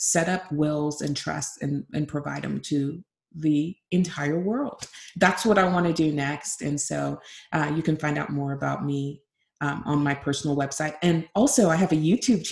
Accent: Nigeria; I'm Nigerian

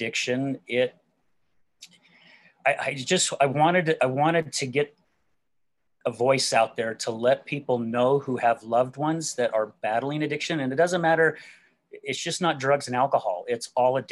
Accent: West Jordan, Utah, United States; also born or lived in Salt Lake City, Utah; I'm originally from Salt Lake City, Utah. and grew up out in a place called West Jordan, which is the outskirts of downtown Salt Lake.

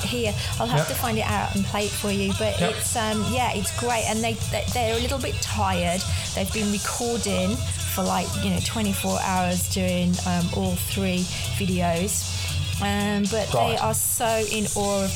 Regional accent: United Kingdom; being British

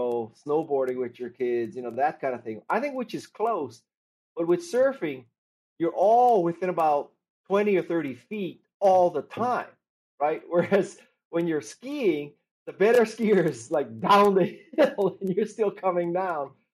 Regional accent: Honolulu, Hawaii, United States; moved away as an adult; also born or lived in Stanford; I'm from Honolulu, and I went to school on the mainland at Stanford

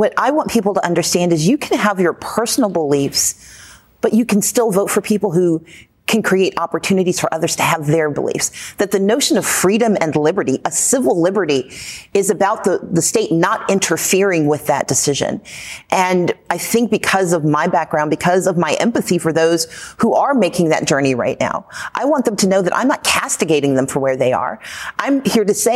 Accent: Mississippi, United States; I grew up in the Deep South, Mississippi

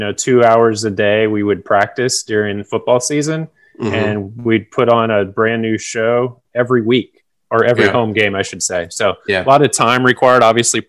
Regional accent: Orange Park, Florida, United States; I am a native of Orange Park, Florida, which is a suburb of Jacksonville. I was born and raised there.

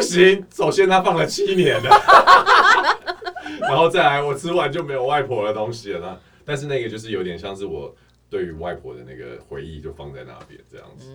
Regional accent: Canada; moved away as an adult; now in Taiwan; 我从小在加拿大念书

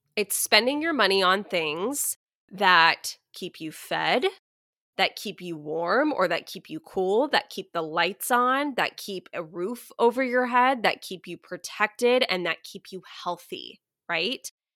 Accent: Texas, United States; I am a Texan. I've pretty much lived in Texas my whole life

